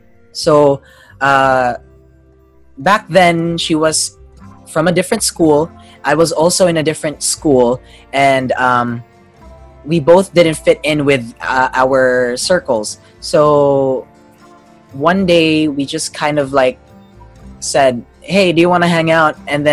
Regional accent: Australia; also born or lived in Davao City; Yes, I was born in Davao City, but I grew up in Australia. I lost the accent, but the English is there.

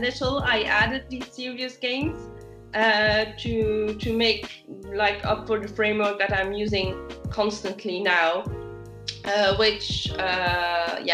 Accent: Belgium; moved away as an adult; now in South of France, France; I'm originally from Belgium, but I've been enjoying the South of France life for over a decade now

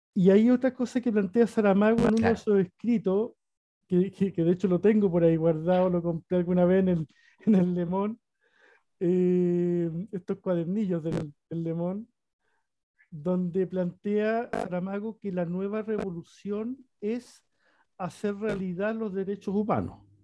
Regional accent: Antofagasta, Chile; yo soy antofagastino

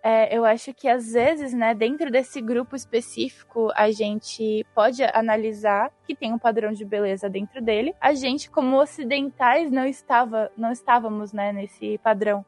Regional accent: Brazil; a gente, como brasileiro

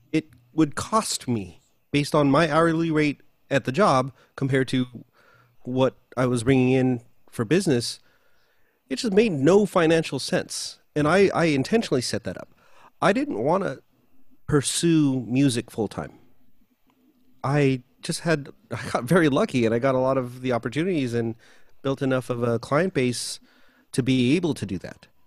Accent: United States; also born or lived in Philippines; being Filipino and growing up here

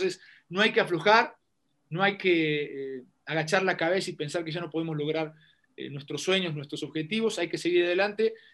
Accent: Bajío, Mexico; also born or lived in Querétaro / León; Yo soy, yo soy un hombre del Bajío, soy un hombre del Bajío, viví en Querétaro. Eh, viví un, tiempo en León

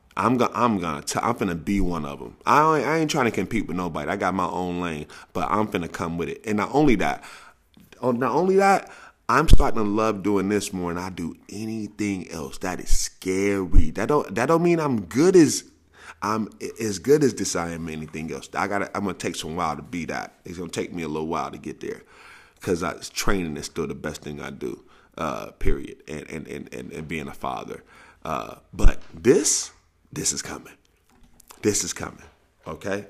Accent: St. Louis, Missouri, United States; I'm from Saint Louis, where the nicknames come readily

